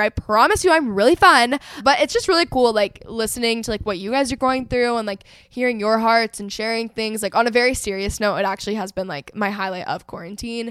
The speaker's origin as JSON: {"language": "English", "region": "North Texas", "country": "United States", "tie": "born or raised there", "said": "I grew up in North Texas, so it's, like, a very competitive region for sports."}